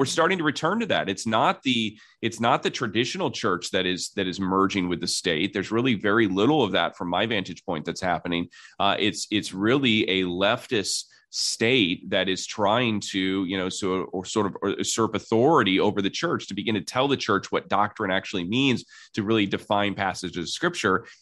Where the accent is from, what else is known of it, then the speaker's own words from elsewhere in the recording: South Bend, Indiana, United States; I'm from South Bend, Indiana